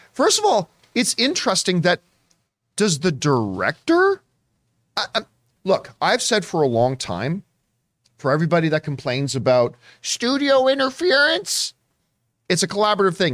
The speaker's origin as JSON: {"language": "English", "country": "Canada", "tie": "born or raised there", "moved": "as an adult", "lives_now": "Southern California, United States", "said": "Being Canadian, I had to take, like, eight years of French"}